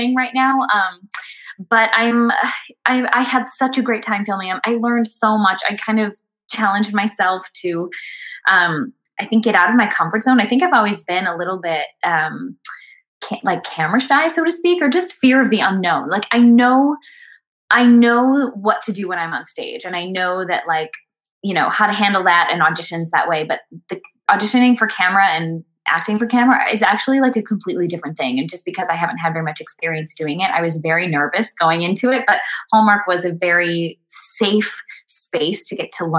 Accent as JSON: {"language": "English", "town": "Minneapolis", "region": "Minnesota", "country": "United States", "tie": "born or raised there", "said": "I was closer to home, being in Minnesota. And then I ended up getting offered a job interning at a theater that I grew up working at in Minneapolis"}